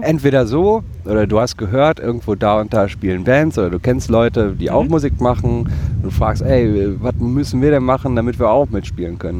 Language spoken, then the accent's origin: German; Bottrop, North Rhine-Westphalia, Germany; in meiner Heimatstadt äh, im Ruhrgebiet Bottrop